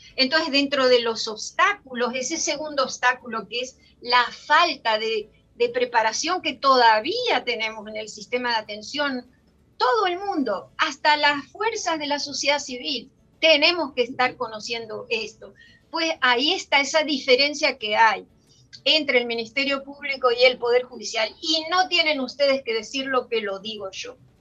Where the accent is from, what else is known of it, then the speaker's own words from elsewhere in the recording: Dominican Republic; somos ciudadanas dominicanas